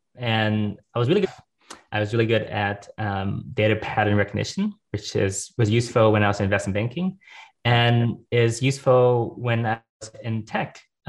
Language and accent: English; Los Angeles, California, United States; born or raised there